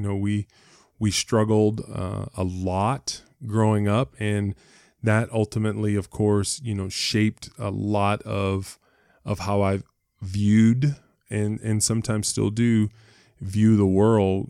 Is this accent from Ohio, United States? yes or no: yes; Cleveland, Ohio, United States; moved away as an adult; I was born in Ohio, uh, in Cleveland, Ohio, uh, lived in Ohio uh, most of my life until, till I went to college